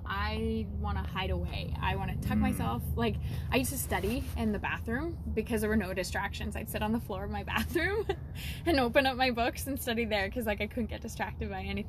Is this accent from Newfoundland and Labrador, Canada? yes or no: no; Leslie, Saskatchewan, Canada; So I grew up here in Saskatchewan in a tiny little town called Leslie. I think the population is maybe 10 people. It's not even, it's like a special service area now. It used to be like a town and then a village and then a hamlet.